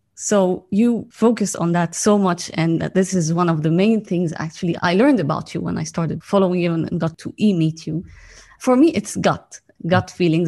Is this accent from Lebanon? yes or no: yes; Lebanon; also born or lived in Cyprus; I was born in Lebanon actually and during the war. And I lived my early childhood during the war. Then we escaped to Cyprus and then came back